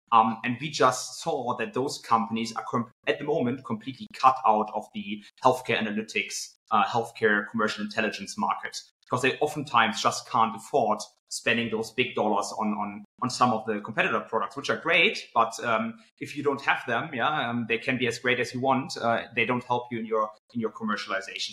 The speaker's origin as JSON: {"language": "English", "town": "Cologne", "region": "North Rhine-Westphalia", "country": "Germany", "tie": "born or raised there", "also_born_or_lived": "United Kingdom", "said": "I actually grew up uh, in Cologne, Germany, um, and then moved to the UK uh, for three years"}